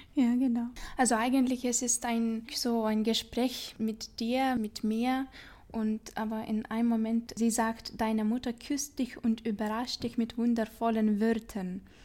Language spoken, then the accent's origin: German; Vilnius, Vilnius County, Lithuania; German is a second language; moved away as an adult; now in Zurich, Switzerland; Ich komme aus Vilnius, Litauen und da bin ich aufgewachsen